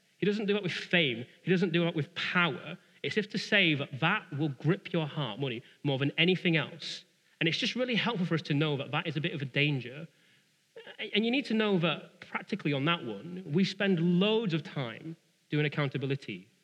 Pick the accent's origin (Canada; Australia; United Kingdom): United Kingdom; we're British.